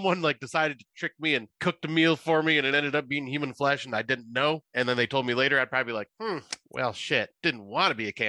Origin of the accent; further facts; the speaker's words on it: United States; since I'm from America